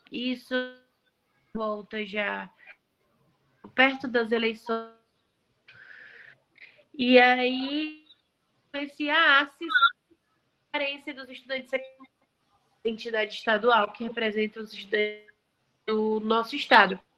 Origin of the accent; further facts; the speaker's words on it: Fortaleza, Ceará, Brazil; born there; Eu nasci em agosto de 2001 em Fortaleza.